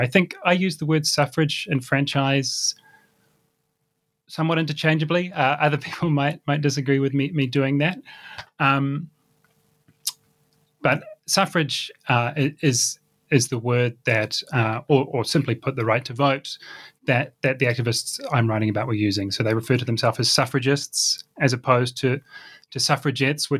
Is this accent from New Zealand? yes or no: yes; New Zealand; I grew up in New Zealand in the 1990s